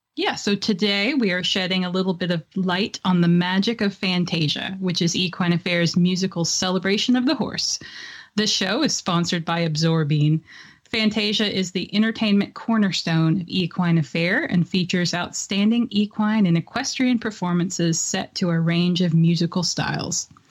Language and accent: English; Tennessee, United States; I grew up in Tennessee